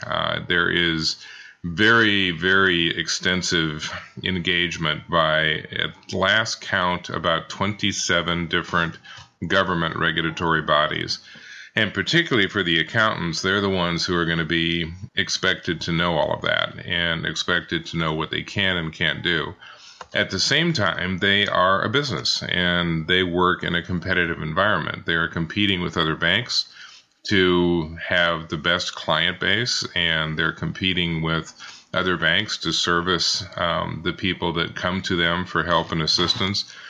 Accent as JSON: {"language": "English", "town": "Kansas City", "country": "United States", "tie": "born or raised there", "said": "I grew up in Kansas City, Missouri, in Kansas City, Kansas. Uh, have been, lived here all my life, so it is definitely hometown."}